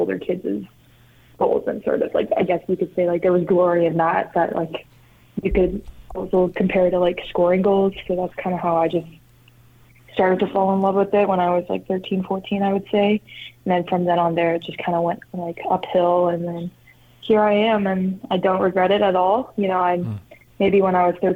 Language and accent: English; Canada; moved away; growing up in Canada, hockey's a big deal